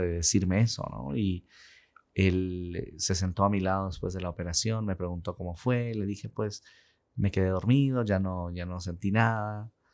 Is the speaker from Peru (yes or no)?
yes; Peru; moved away as an adult; now in Utah, United States; Y pues nací, crecí en el Perú. A los 21 años salí de Perú para venir a Estados Unidos.